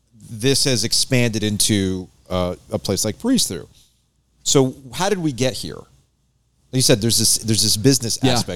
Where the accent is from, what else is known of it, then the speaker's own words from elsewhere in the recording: South Florida, United States; I grew up in South Florida